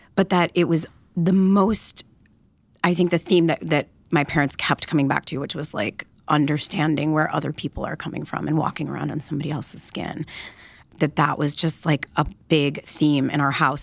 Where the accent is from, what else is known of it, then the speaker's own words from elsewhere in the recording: Detroit, Michigan, United States; I grew up in Detroit, Michigan